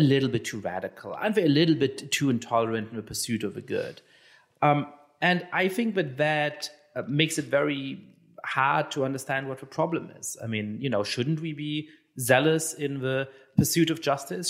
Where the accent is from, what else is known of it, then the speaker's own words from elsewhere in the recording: Germany; I'm Jewish and I, I grew up in Germany.